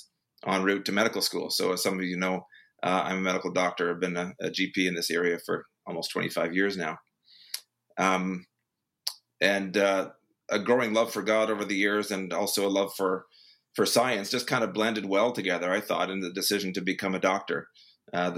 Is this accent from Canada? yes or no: yes; Vineland, Ontario, Canada; growing up in Vineland and having that experience was idyllic in some ways